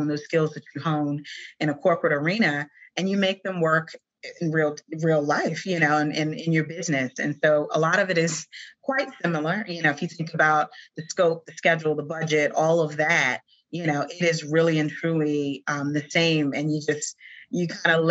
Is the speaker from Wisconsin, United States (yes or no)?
no; South Carolina, United States; moved away; my home state of South Carolina, where I'm originally from